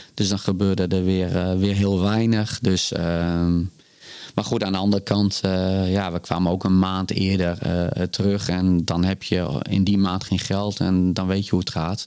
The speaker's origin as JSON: {"language": "Dutch", "region": "Groningen", "country": "Netherlands", "tie": "born or raised there", "said": "GC Groningen. Ja, die Mijn oude club waar ik opgegroeid ben als de jeugdvoetballer"}